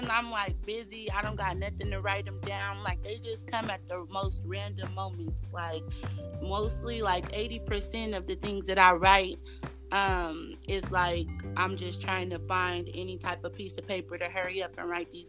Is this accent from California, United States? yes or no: yes; Sacramento, California, United States; also born or lived in San Francisco; I was born in San Francisco, but I was raised in Sacramento